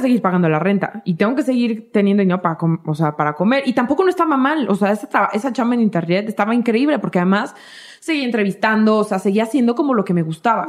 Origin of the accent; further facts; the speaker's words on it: Michoacán, Mexico; somos de la de Michoacán